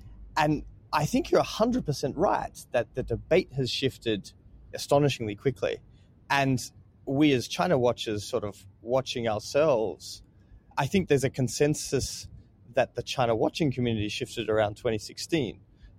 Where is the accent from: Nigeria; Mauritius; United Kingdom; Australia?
Australia; this is great because I'm Australian, so listeners who are warning now, I'm just going to check myself out of this